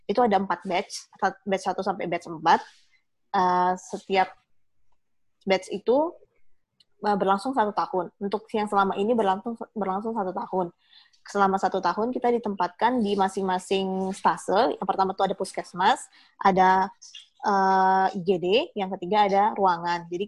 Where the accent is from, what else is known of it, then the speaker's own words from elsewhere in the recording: Banjarbaru, South Kalimantan, Indonesia; also born or lived in Medan; aku itu memang lahir di Medan, tapi sudah sekitar 18 tahun itu udah di Banjarbaru. Nah, oh. jadi udah menetap di Banjarbaru dan aku kuliah di Surabaya.